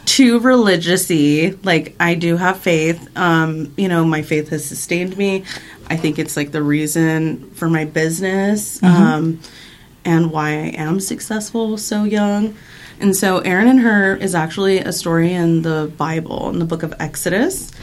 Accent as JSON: {"language": "English", "town": "Avondale", "region": "Arizona", "country": "United States", "tie": "born or raised there", "also_born_or_lived": "Phoenix, Arizona", "moved": "yes", "said": "I'm originally from Phoenix, born and raised, but I grew up on the west side. So I grew up on in Avondale"}